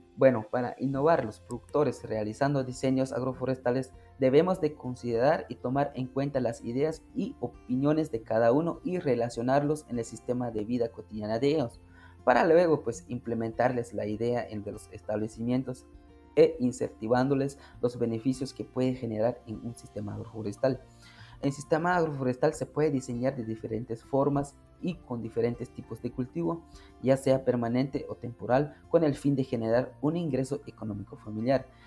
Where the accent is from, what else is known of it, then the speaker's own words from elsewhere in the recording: San Agustín Lanquín, Alta Verapaz, Guatemala; soy del municipio de San Agustín Lanquín, Alta Verapaz